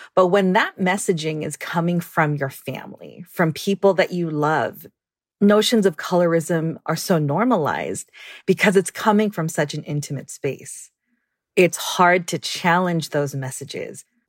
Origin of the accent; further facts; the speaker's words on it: Guam; I'm originally from Guam, born and raised.